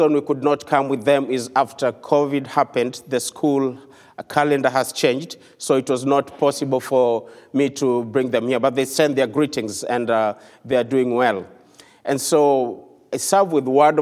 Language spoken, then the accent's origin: English; Kenya; I come from the country of Kenya